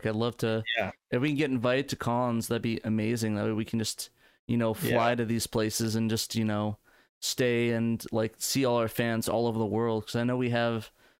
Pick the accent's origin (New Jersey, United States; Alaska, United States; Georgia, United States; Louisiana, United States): New Jersey, United States; moved away; When I moved from Jersey to Arizona, we had to do a drive. It was like a 3-day drive.